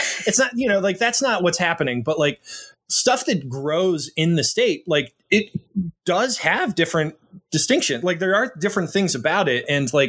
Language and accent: English; Brooklyn, New York, United States; well, these aren't good bagels, but I'm from Brooklyn, so I'm picky.